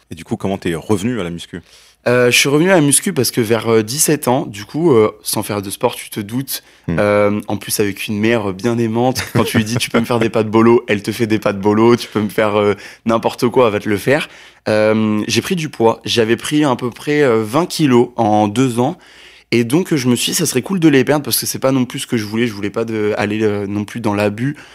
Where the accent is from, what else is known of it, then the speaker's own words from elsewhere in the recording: Abidjan, Côte d’Ivoire; born there; En fait, je suis né en Côte d'Ivoire. Yes. Je suis né en Côte d'Ivoire à Abidjan.